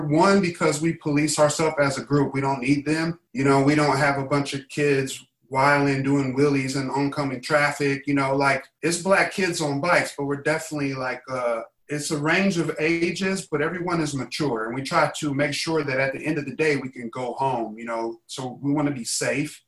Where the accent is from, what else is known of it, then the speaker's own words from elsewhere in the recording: Indiana, United States; now in Los Angeles, United States; I'm from Indiana